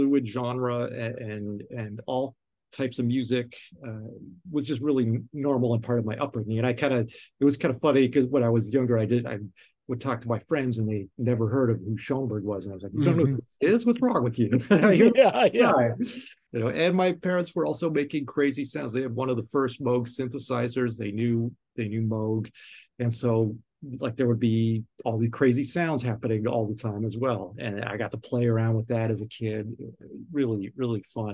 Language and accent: English; Toronto, Ontario, Canada; now in New York City, United States; Growing up in Toronto and Canada